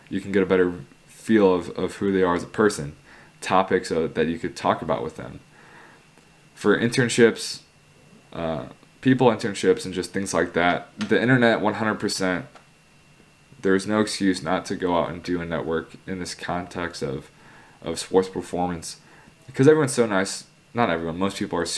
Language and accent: English; Chicago, Illinois, United States; I'm from Chicago